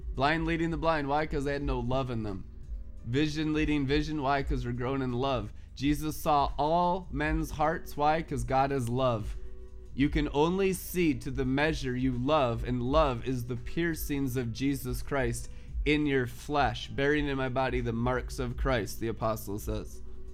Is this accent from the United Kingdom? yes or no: no; South Lake Tahoe, California, United States; also born or lived in Reno; now in Minneapolis, United States; I went to high school in South Lake Tahoe. My first driver's license was California. I grew up on Heavenly Valley, working in the casinos and Reno and South Lake Tahoe. Lived there for years.